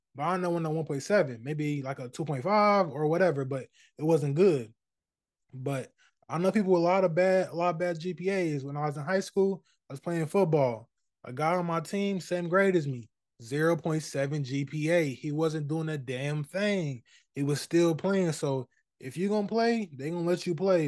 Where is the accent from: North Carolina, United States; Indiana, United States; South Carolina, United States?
Indiana, United States; Indianapolis; I'm from Indianapolis. I say this all the time, but if you don't know, I'm from here